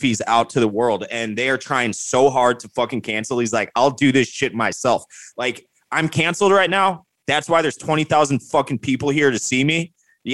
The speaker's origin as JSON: {"language": "English", "town": "Wheaton", "region": "Illinois", "country": "United States", "tie": "born or raised there", "said": "So Elm Street is Elm Street, Wheaton, Illinois, which is where I'm from."}